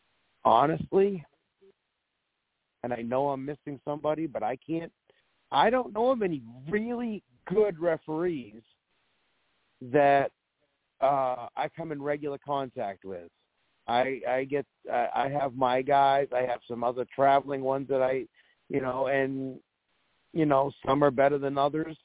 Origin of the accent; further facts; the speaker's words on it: Maine, United States; We're from Maine